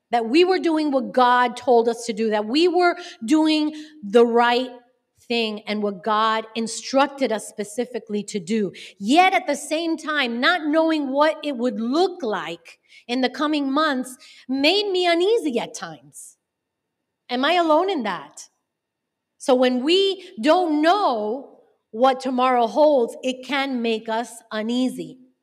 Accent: Miami, Florida, United States; also born or lived in North Carolina; I was born and raised in Miami

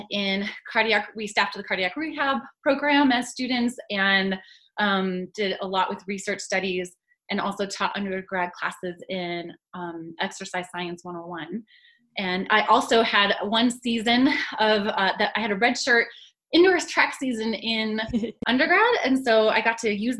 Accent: northern Colorado, United States; also born or lived in Nebraska / North Carolina; I'm in Boulder now, and I grew up in Colorado

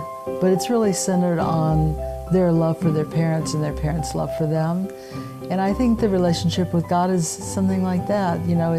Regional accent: Texas, United States; I'm from Texas.

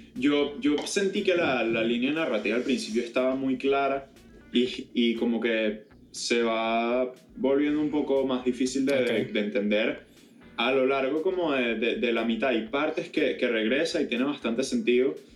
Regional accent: Venezuela; yo al final del día soy venezolano, independientemente de dónde hayan venido o no mis padres

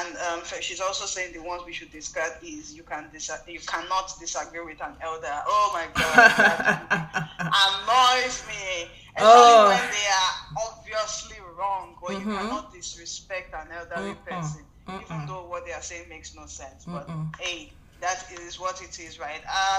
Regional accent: Nigeria; moved away; in Nigeria... growing up, I never conformed to a lot of things

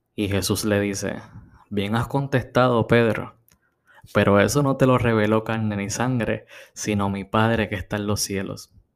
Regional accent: Puerto Rico; En Puerto Rico tenemos la peculiaridad

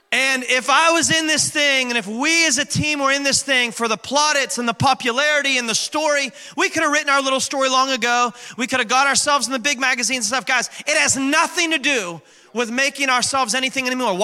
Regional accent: West Virginia, United States; moved away; I was born and raised in West By God, Virginia

